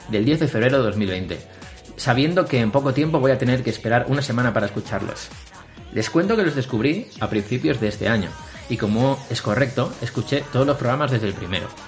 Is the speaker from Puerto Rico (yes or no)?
no; Argentina; Soy bailador flamenco. Anda. Es mi profesión. Ya hace casi 25 años. Y sí, soy argentino y bailador.